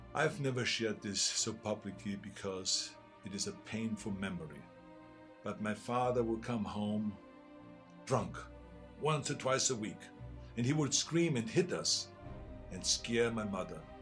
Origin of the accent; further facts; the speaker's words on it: Austria; English is a second language; now in United States; I grew up in Austria.